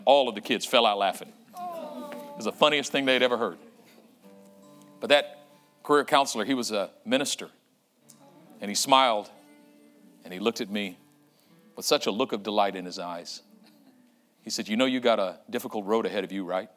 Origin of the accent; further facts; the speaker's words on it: Oakland, California, United States; I was in my old neighborhood where I grew up in East Oakland on 35th Avenue